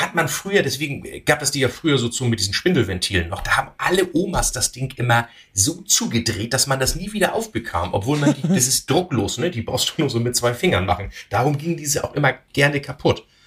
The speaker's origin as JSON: {"language": "German", "region": "Northern Germany", "country": "Germany", "said": "als Norddeutscher"}